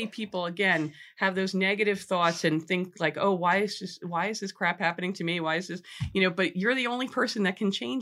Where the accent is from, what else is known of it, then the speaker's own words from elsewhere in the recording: Monmouth Beach, New Jersey, United States; growing up in Monmouth Beach, my mother wrote the first book on the town